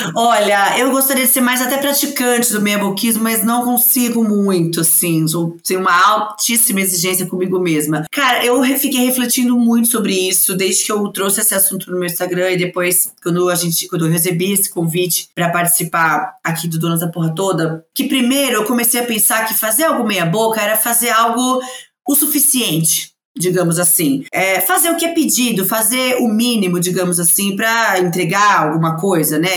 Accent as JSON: {"language": "Portuguese", "region": "São Paulo", "country": "Brazil", "said": "sou de São Paulo"}